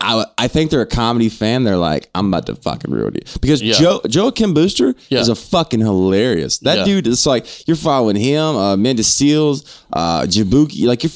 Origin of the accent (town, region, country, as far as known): Alabama, United States; moved away